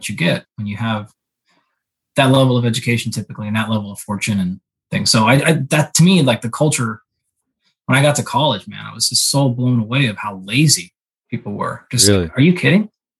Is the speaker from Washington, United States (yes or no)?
yes; Southwest Washington, United States; moved away; I grew up in Southwest Washington, about halfway between Seattle and Portland out there